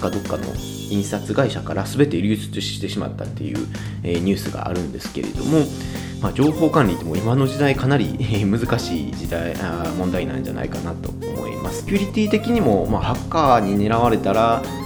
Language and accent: Japanese; Kansai, Japan; accent: Kansai dialect; 僕は割あの関西で生まれてずっと関西育ち